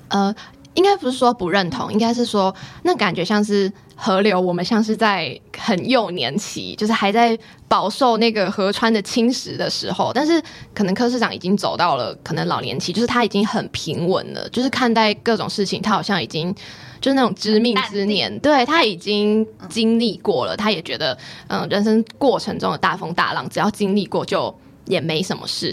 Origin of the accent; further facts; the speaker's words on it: Pingtung County, Taiwan; moved away as an adult; also born or lived in Taoyuan; 我是来自屏东的